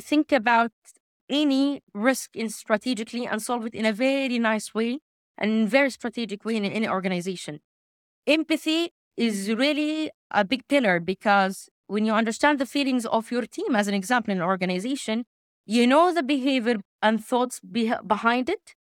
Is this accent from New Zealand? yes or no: no; Makkah Province, Saudi Arabia; I'm originally from Saudi Arabia, from the region of Mecca